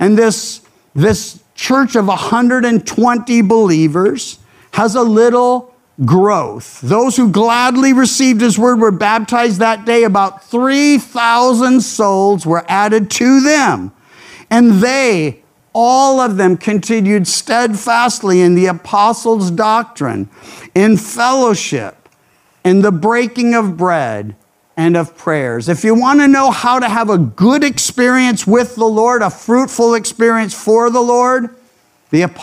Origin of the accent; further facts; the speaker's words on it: the South, United States; now in California, United States; I grew up in the South